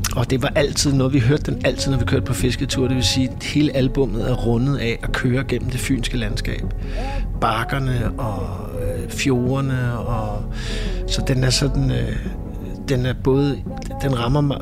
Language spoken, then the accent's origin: Danish; Copenhagen, Capital Region of Denmark, Denmark; also born or lived in Vesterbro, Copenhagen; vokset op ude på Amager. Født på Vesterbro, men vokset op ude i Urbanplanen.